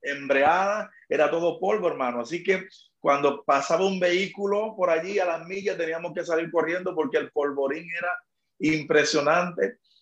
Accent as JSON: {"language": "Spanish", "town": "Magua", "country": "Dominican Republic", "tie": "born or raised there", "also_born_or_lived": "Sabana de la Mar, Dominican Republic", "moved": "yes", "lives_now": "San Juan, Puerto Rico", "said": "Yo nací en una, en una ciudad llamada Sabana de la Mar, fue mi lugar de nacimiento, pero donde solamente nací allí una noche y al otro día me llevaron al campo donde me crié, se llama Magua, en el este de la República Dominicana."}